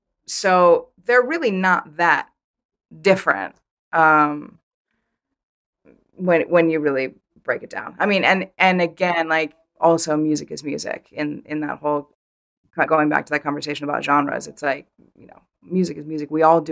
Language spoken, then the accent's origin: English; Vermont, United States; I grew up in Vermont, so you can't help but know, obviously, who they are.